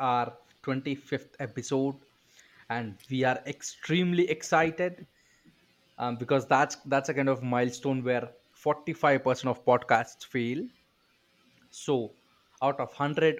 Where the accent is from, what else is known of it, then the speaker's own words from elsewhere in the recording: India; I am tired of waking up early as an Indian